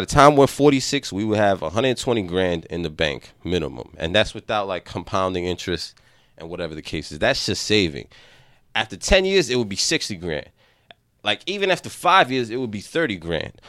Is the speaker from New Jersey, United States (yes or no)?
no; New York City, New York, United States; as a young man, we didn't learn a lot growing up in the Bronx